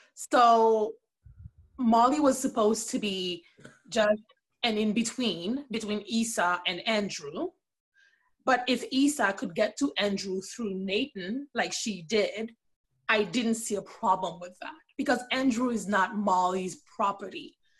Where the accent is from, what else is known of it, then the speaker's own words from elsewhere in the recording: Port-au-Prince, Ouest, Haiti; moved away as an adult; now in Canada; I was born and raised in Port au Prince, Haiti. I currently live in Canada.